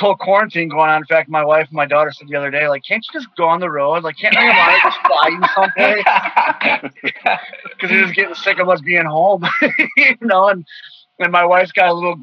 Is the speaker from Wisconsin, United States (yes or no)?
yes; Milwaukee, Wisconsin, United States; born or raised there